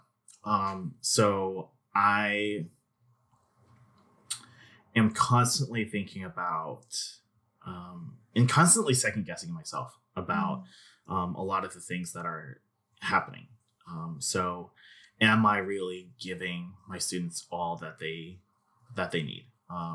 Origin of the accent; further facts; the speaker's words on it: Arkansas, United States; I grew up in Arkansas for the most part. I lived in BB for most of my life